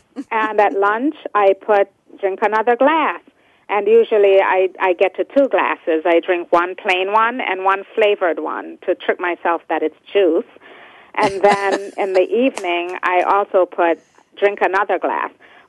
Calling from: New York City, New York, United States; I'm also calling from home, working from home today in Brooklyn, New York.

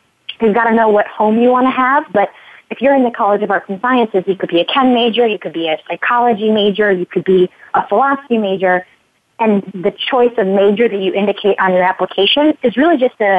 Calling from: California, United States; I'm calling you from California

